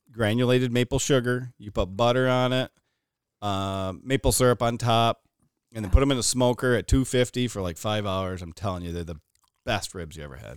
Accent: Watertown, New York, United States; we grew up here in Watertown

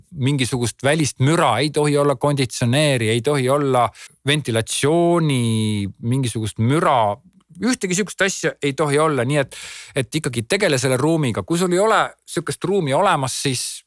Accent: Estonia; olles eestlane

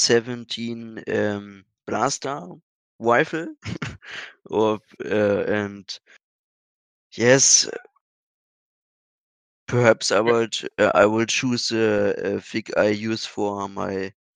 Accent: Germany; also born or lived in Brandenburg; I'm from Germany. I live in the state of Brandenburg. It's near to Berlin.

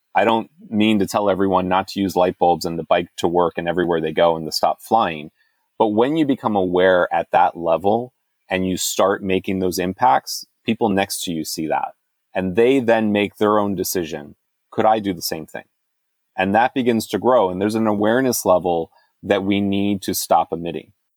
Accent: United States; I'm an American. I live in America

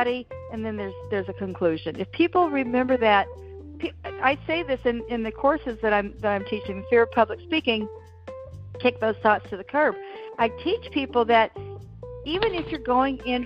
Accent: Texas, United States; I was raised in Texas

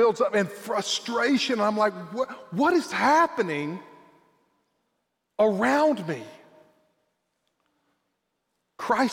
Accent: South Georgia, United States; also born or lived in Hoboken, Brantley County, Georgia; I am a South Georgia boy

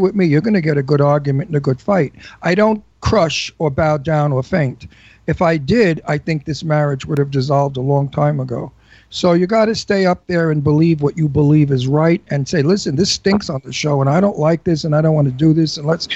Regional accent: New York City, New York, United States; accent: Brooklyn; also born or lived in Florida / Los Angeles; now in Palm Springs, United States; I'm a New Yorker. I'm from Brooklyn. I can hear a Brooklyn accent a mile away. We have our way of speaking.

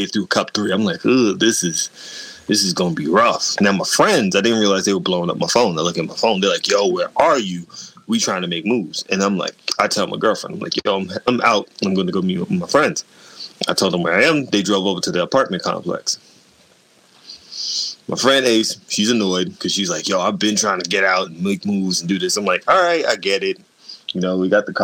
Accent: New York City, New York, United States; I'm black and I'm from Brooklyn.

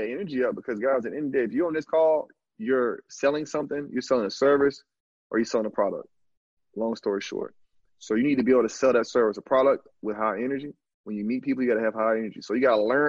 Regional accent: Alabama, United States; moved away as an adult; also born or lived in Canada; now in Brazil; I'm just a dude from the country, dog. I'm from Alabama

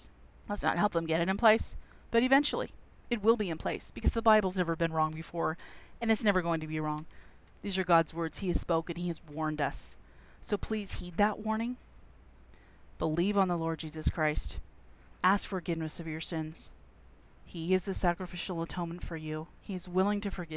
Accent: United States; Being American

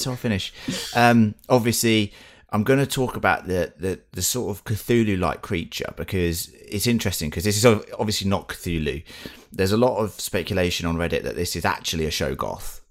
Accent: United Kingdom; we're British

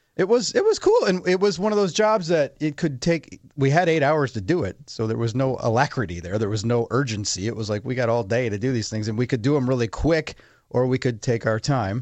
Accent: Menomonee Falls, Wisconsin, United States; I worked for the Parks Department in Menominee Falls, Wisconsin, my hometown

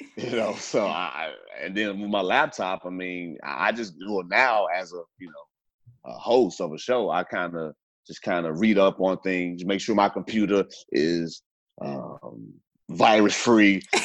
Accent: Gary, Indiana, United States; now in Houston, United States; I grew up in the Midwest, Gary, Indiana

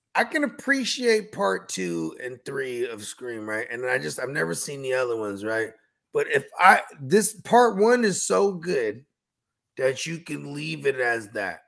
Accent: South Bay, San Francisco Bay Area, California, United States; I'm from the Bay Area. You know what I'm saying? From the South Bay

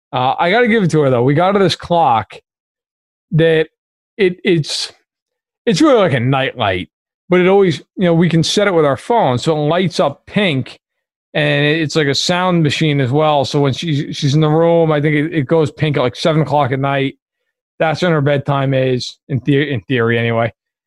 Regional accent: New York, United States; As a New Yorker, I cannot stand that team.

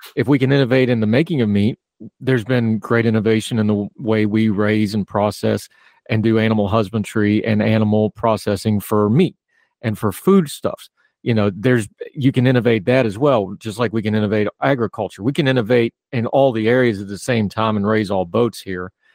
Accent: West Virginia, United States; I grew up in a culture. I'm from West Virginia it's a big hunting thing

